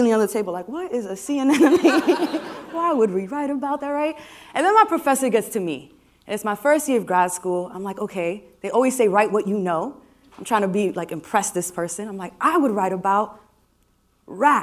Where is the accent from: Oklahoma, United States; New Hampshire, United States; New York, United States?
New York, United States; New York City; I was born and raised in New York City. You might be able to tell from my accent